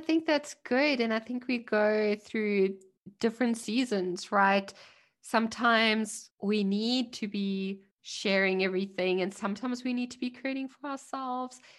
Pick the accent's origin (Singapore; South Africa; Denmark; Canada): South Africa; now in Germany; I'm a South African immigrant in Germany